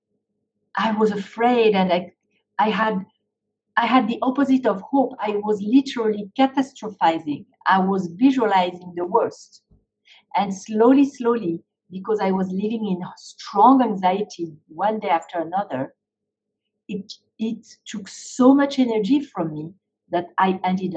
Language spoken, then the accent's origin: English; France; moved away; I was growing up in France